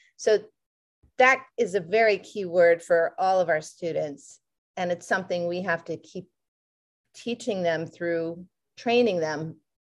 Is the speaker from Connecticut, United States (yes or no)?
yes; Connecticut, United States; moved away; where I grew up in Connecticut